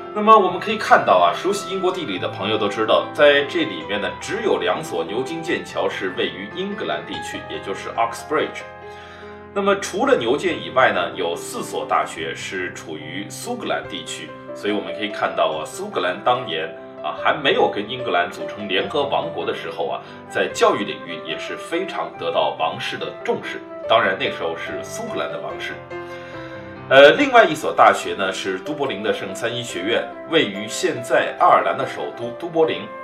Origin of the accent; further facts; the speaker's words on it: China; 对于我们中国人来说